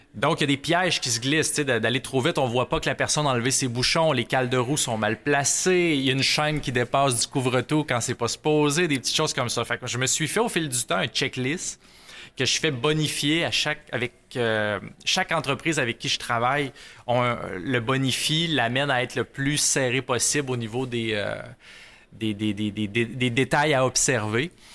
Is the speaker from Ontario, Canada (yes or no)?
no; Rouyn-Noranda, Quebec, Canada; Je suis natif de, de Rouen-Oranda.